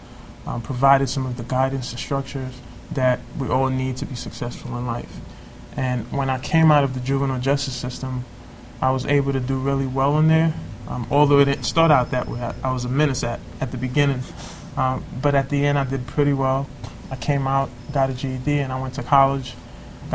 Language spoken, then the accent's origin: English; New York City, New York, United States; growing up in Brooklyn and Crown Heights, pre-gentrification